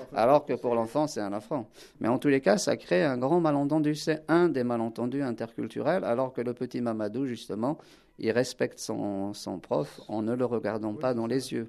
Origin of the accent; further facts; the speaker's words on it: Algeria; now in France; je suis originaire d'Algérie, je parle le kabyle, le berbère, l'arabe